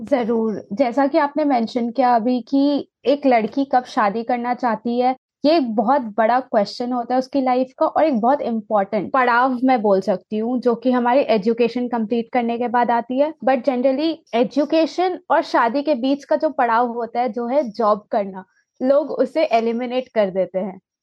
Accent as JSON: {"language": "Hindi", "region": "Jharkhand", "country": "India", "said": "मैं जहाँ से बिलोंग करती हूँ झारखंड"}